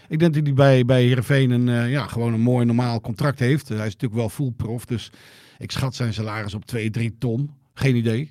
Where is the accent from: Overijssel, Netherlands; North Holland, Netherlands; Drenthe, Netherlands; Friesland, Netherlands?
Friesland, Netherlands; Joure; ik uit Jouweren kom